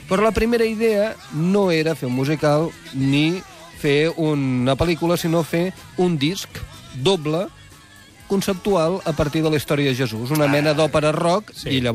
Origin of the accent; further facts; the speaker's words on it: Tarragona, Catalonia, Spain; recorda que sóc tarragoní de naixement.